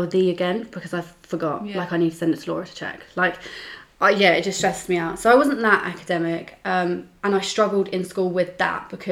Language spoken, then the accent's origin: English; Wokingham, South East England, United Kingdom; I'm from Wokingham. But yeah, I went to a all-girls school in Wokingham